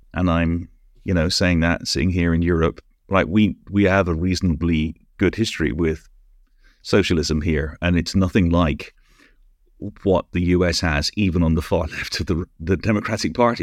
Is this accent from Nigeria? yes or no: no; United Kingdom; also born or lived in Canada; I'm British